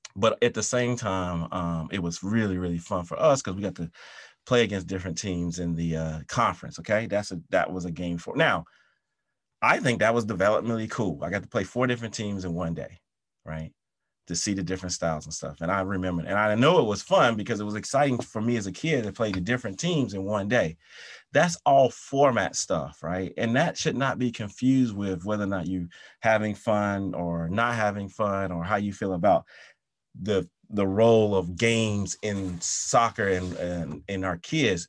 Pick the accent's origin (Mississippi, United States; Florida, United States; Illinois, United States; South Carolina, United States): South Carolina, United States; moved away; also born or lived in London; my hometown in, in, uh, South Carolina